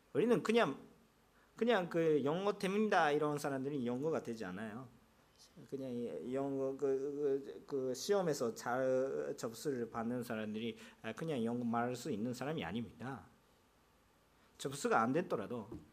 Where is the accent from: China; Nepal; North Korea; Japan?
Japan; first language Japanese; Korean is a second language; also born or lived in South Korea; now in Yokohama, Japan; 제가 일본 사람이었기 때문에